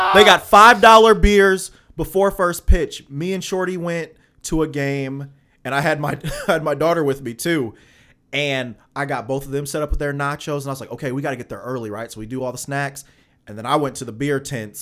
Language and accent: English; Alton, Illinois, United States; I'm from Alton, Illinois